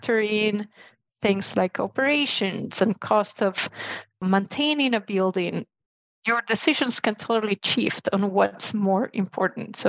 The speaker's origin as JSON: {"language": "English", "country": "Chile", "said": "I'm from Chile."}